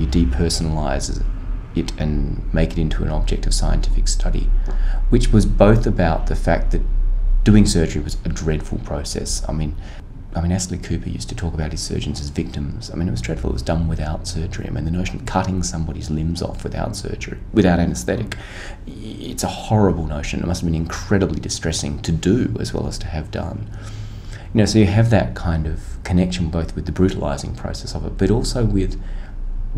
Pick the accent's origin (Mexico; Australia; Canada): Australia; as an Australian